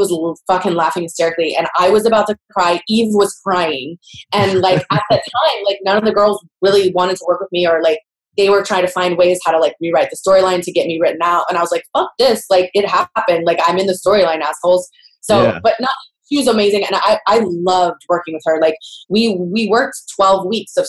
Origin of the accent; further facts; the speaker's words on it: Houston, Texas, United States; my hometown of Houston